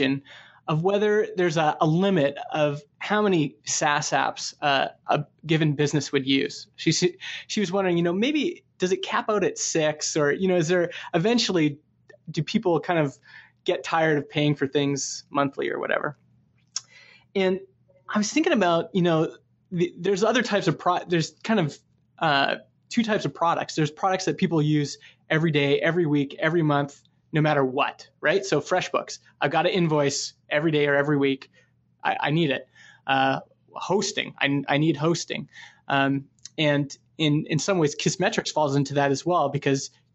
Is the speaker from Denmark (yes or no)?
no; Canada; I'm from Canada